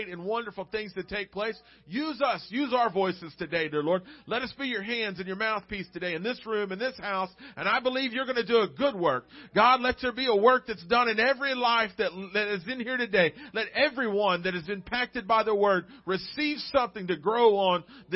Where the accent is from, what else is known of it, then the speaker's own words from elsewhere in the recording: Arkansas Delta, United States; I grew up in the great state of Arkansas, in the Delta, the east side, where it's all farmland